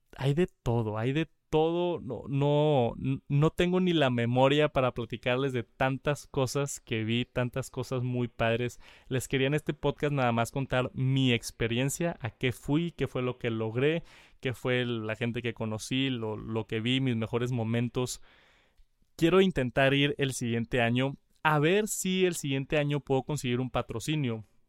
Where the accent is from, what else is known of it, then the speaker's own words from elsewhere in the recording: Mexico; soy de México